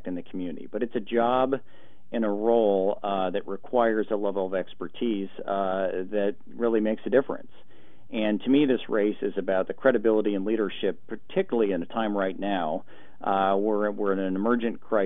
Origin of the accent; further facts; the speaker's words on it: Portland, Oregon, United States; I grew up in Portland and went to Portland Public Schools